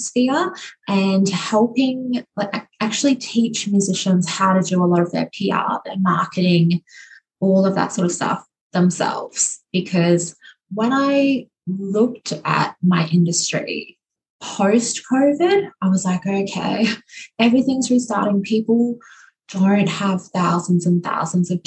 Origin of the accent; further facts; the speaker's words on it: Queensland, Australia; my home state of Queensland